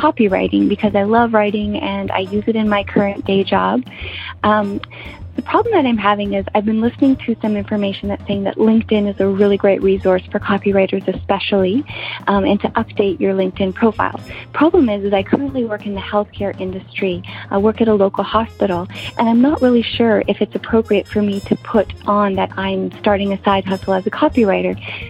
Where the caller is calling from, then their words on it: Ottawa, Ontario, Canada; I'm calling from Ottawa, Ontario, Canada.